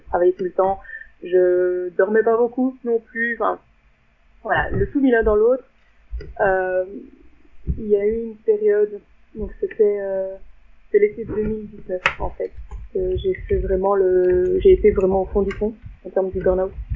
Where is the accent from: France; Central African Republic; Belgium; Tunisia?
Belgium; je viens de Belgique.